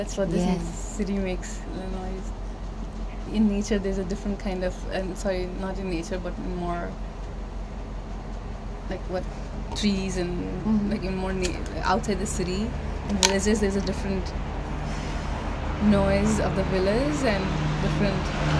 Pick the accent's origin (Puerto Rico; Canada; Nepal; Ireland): Nepal; Biratnagar, Koshi Province; But I feel like the noise of the Chiang Mai is very similar to my hometown also, where I grew up as a kid.